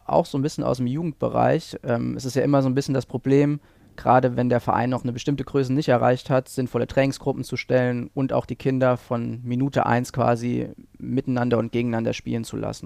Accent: Saarland, Germany; moved away; ich komme ursprünglich aus dem Saarland, dort habe ich dann auch angefangen

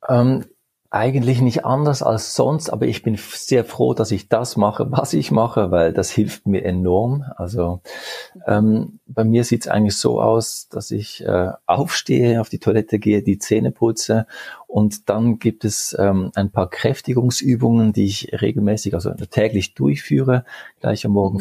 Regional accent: Geneva, Switzerland; also born or lived in Basel; ich bin in der Schweiz geboren und aufgewachsen

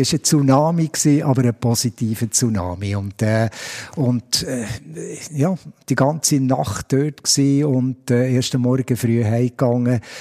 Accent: Biel, Bern, Switzerland; als Bieler

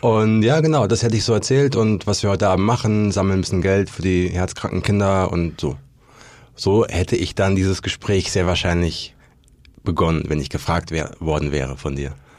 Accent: Berlin, Germany; ich komme aus Berlin.

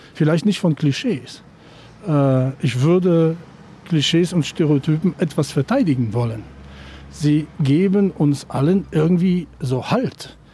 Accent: Poland; moved away as an adult; also born or lived in Potsdam; Da bin ich nach Potsdam als Pole aus Novosul.

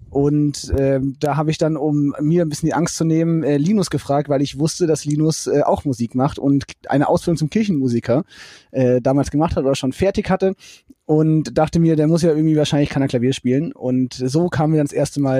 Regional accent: Fulda, Hesse, Germany; Genau, Fulda geboren und dann ähm, dort auch zur Schule gegangen

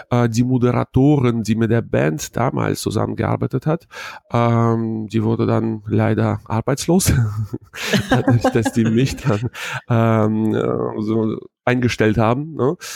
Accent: Hanover, Lower Saxony, Germany; äh, ich komme aus Hannover

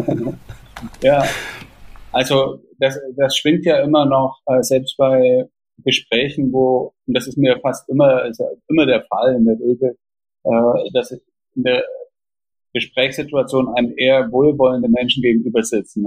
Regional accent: Jena, Thuringia, Germany; also born or lived in Austria / Switzerland; in Jena Ost, wo ich aufgewachsen bin.

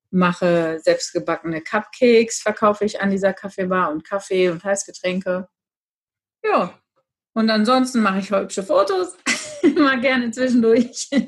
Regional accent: Gütersloh, North Rhine-Westphalia, Germany; ich komme aus Gütersloh

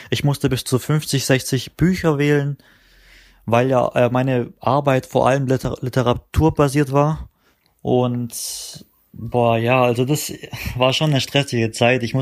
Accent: Baden-Württemberg, Germany; weil ich halt ein guter Spieler bin aus Baden-Württemberg

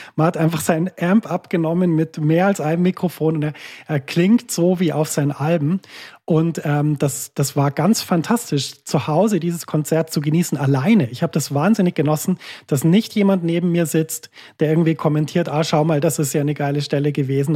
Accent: Germany; now in Switzerland; Wir sind in der Schweiz im Gegensatz zu meiner Heimat Deutschland

